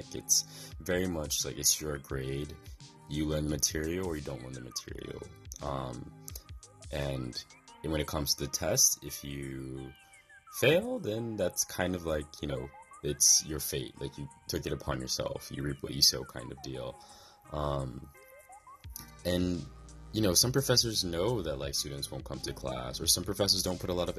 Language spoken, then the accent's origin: English; Midwest, United States; moved away as an adult; also born or lived in East Coast, United States; now in Kanazawa, Japan; I came from the Midwest to the East Coast